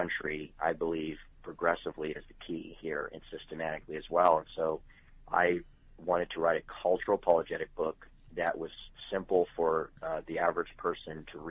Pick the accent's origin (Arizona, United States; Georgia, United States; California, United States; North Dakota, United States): Arizona, United States; Tucson; moved away as an adult; now in Charlotte, United States; I was born in Tucson, Arizona, so started ministry there through Calvary Chapels